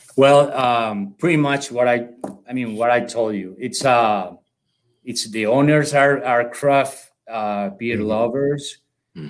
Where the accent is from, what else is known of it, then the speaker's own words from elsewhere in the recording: Colombia; accent: South American; moved away as an adult; now in United States; I'm from Colombia. Um, okay. So uh, I came here in 2015 in order to work with this company